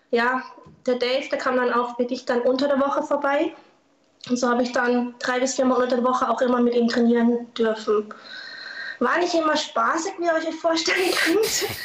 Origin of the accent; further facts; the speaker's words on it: Lörrach, Baden-Württemberg, Germany; Und ich komme ja aus Lörrach, da kannte man das auch nicht so.